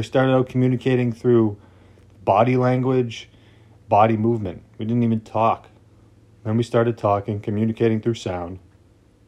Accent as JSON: {"language": "English", "country": "United States", "said": "we're American people"}